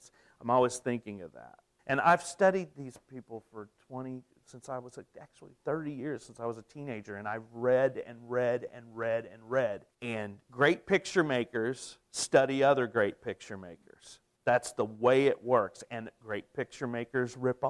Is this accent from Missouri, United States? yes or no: yes; Potosi, Missouri, United States; I grew up in Potosi, Missouri